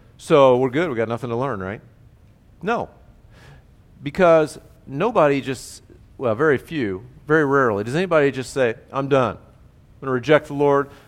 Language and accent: English; United States; as Americans